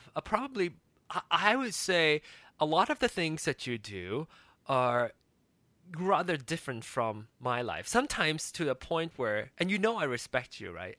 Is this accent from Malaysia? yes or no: yes; Malaysia; moved away as an adult; also born or lived in Kansas City, United States; I came from Malaysia and came to America for school